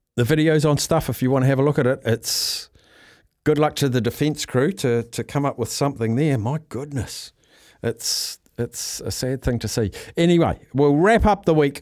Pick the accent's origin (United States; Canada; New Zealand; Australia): New Zealand; I'm a New Zealander